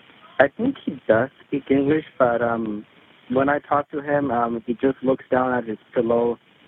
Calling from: Burbank, California, United States; I'm calling from the Quality Inn in Burbank.

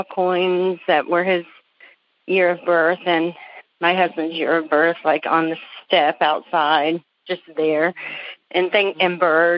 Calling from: Greenville, South Carolina, United States; From Greenville, South Carolina.

